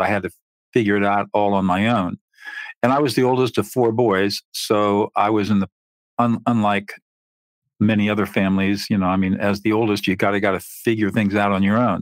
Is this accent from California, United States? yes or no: yes; San Marino, California, United States; I grew up in San Marino, which, as you probably know, is a fairly affluent area in the Pasadena San Gabriel Valley